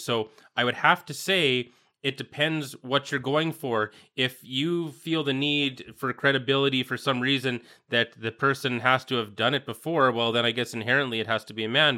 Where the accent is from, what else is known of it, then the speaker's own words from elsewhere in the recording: Saskatchewan, Canada; growing up in Saskatchewan